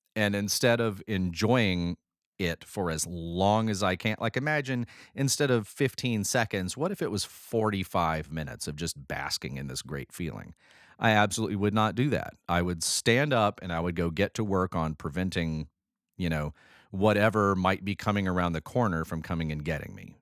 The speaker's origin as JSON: {"language": "English", "region": "Alabama", "country": "United States", "said": "we've got two Alabamians"}